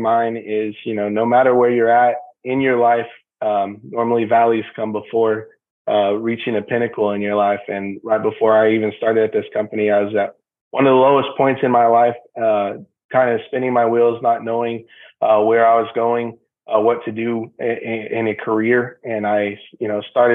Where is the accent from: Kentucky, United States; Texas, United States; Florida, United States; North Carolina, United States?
Texas, United States; San Antonio; moved away as an adult; now in Houston, United States; We're both born and raised in San Antonio. Now we're moved out here to Houston